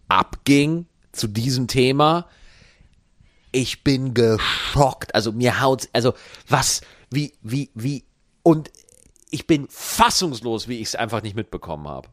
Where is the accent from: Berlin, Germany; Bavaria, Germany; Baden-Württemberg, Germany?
Bavaria, Germany; moved away; Ich komme in Bayern aus Meniberg